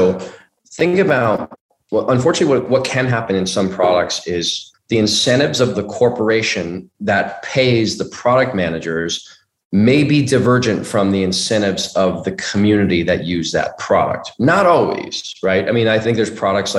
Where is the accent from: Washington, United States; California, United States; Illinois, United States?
California, United States; Bay Area; I'm from the Bay Area